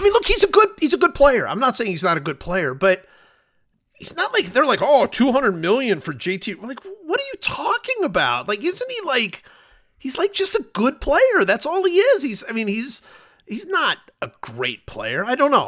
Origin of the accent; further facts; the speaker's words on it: Cleveland, Ohio, United States; moved away; also born or lived in Kansas City; I grew up in Cleveland